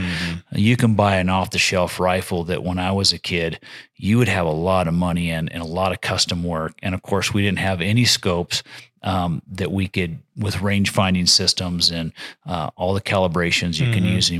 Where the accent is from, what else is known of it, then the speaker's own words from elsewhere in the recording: Challis, Idaho, United States; I've lived here for 20 some years but I'm in Challis now. Mm-hmm. I'm from Challis in Mackey country.